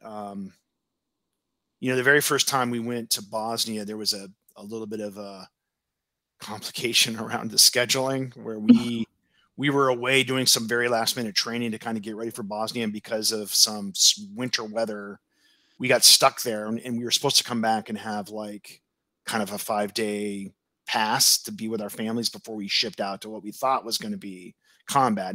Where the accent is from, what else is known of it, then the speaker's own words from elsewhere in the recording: Oregon, United States; moved away as an adult; I was from Oregon, and here I was on the other side of the country